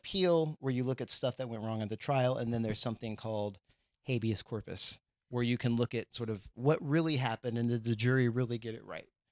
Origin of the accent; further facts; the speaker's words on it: Texas, United States; moved away; I'm from Texas